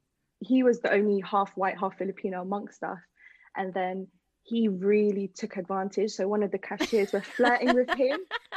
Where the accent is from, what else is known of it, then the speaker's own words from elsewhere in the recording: London, United Kingdom; He was like, where are you from? I was like, London.